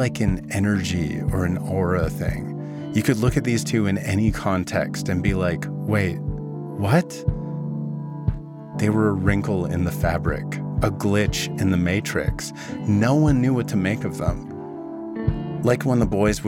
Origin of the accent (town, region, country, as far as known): Vernon, British Columbia, Canada; born or raised there